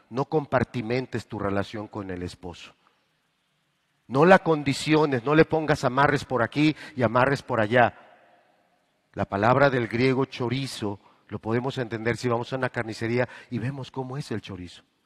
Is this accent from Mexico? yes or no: yes; Mexico; nosotros los mexicanos